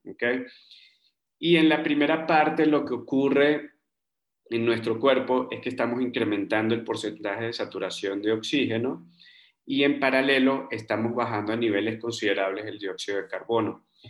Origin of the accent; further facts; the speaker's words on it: Margarita Island, Nueva Esparta, Venezuela; moved away as an adult; also born or lived in Bogotá, Colombia / Germany / Peru; now in Mexico City, Mexico; yo crecí en una isla en Venezuela, en la isla de Margarita